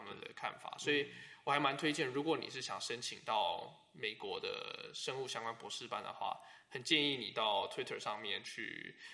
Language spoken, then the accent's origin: Chinese; Taiwan; moved away as an adult; now in United States; 我是台湾人